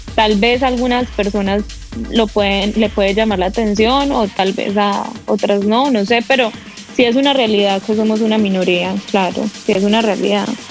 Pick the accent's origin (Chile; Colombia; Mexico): Colombia; yo soy colombiana